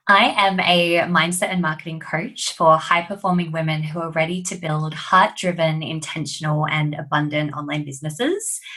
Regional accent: Australia; accent: Australian; also born or lived in London

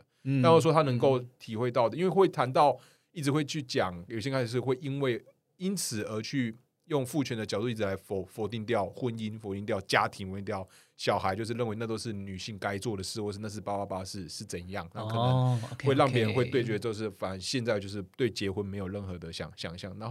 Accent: Kaohsiung, Taiwan; 因为我本身是高雄人

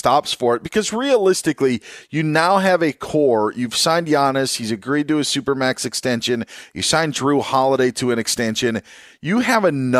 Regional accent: Wisconsin, United States; I grew up in Wisconsin

